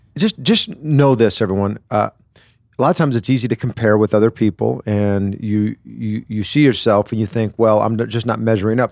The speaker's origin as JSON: {"language": "English", "region": "Wisconsin", "country": "United States", "tie": "born or raised there", "said": "I grew up in Wisconsin"}